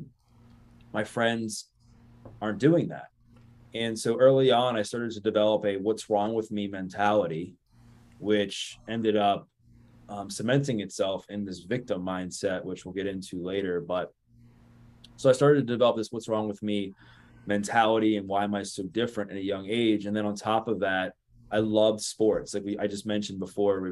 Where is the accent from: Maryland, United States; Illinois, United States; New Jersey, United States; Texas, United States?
Maryland, United States; Baltimore; Born and raised in Baltimore, Maryland, in the greater Baltimore, Maryland area